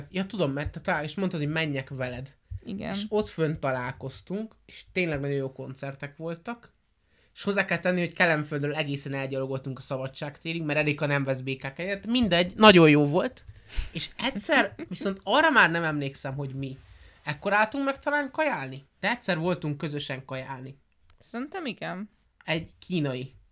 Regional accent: Budapest, Hungary; born there; mivel a apukám budapesti volt, anyukámmal Budapesten ismerkedtek meg, én Budapestre születtem, rokon, papám itt élt

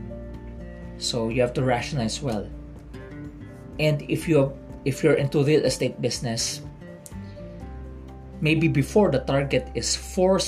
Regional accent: Philippines; I'm from the Philippines

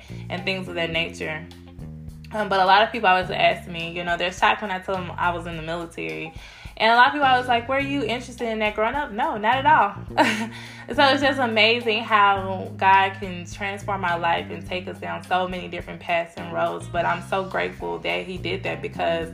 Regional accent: Cedar Hill, Texas, United States; I grew up in Cedar Hill, Texas

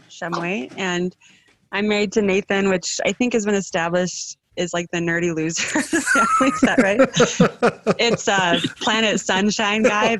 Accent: Evanston, United States; And I'm from Evanston and I grew up in a family with 7 kids.

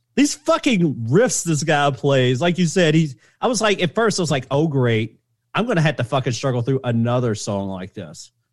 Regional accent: the South, United States; I grew up in the South, and I embrace my Southern heritage

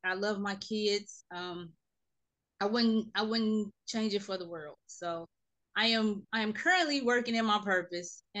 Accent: Gary, Indiana, United States; moved away as an adult; now in Houston, United States; I am originally from Gary, Indiana, a city right outside of Chicago

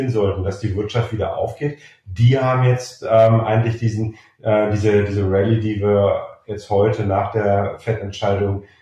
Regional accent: Germany; ein bisschen mehr dem linken Spektrum zuzuordnen ist als die Grünen bei uns in Deutschland

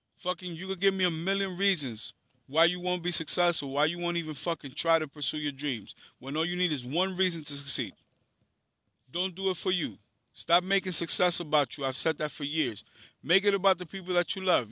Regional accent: New York City, New York, United States; I'm from Harlem in the Bronx

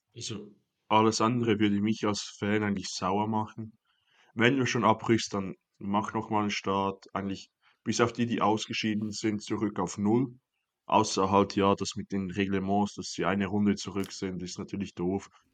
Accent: Switzerland; Ich bin da als Schweizer

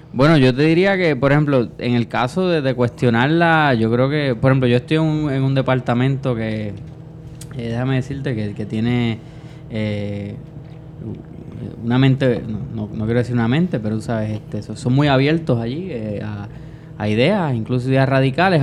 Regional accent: Puerto Rico

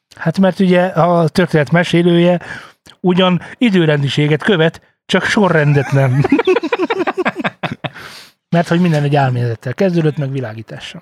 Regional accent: Hungary; Magyarok vagyunk

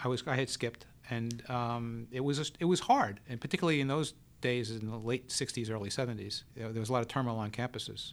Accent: New York City, New York, United States; I grew up in the Bronx

